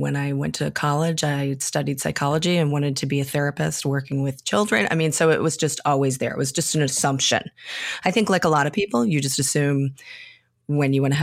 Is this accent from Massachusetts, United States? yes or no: yes; Western Massachusetts, United States; we have a large Irish American population near where I grew up in Western Massachusetts